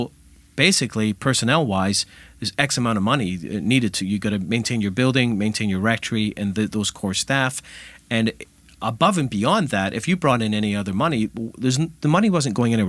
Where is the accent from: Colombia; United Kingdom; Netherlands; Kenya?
United Kingdom; Scotland; You know, I'm originally from Scotland, and in the Highlands of Scotland, in the bleak winters, when the oatmeal was running thin